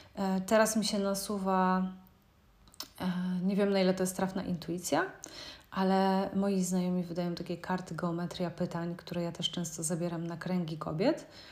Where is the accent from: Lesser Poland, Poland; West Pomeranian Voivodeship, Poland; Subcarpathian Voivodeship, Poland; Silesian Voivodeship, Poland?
West Pomeranian Voivodeship, Poland; Szczecin; pochodzę ze Szczecina